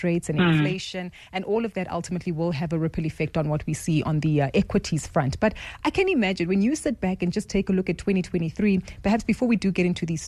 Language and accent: English; South Africa; us as South African retail investors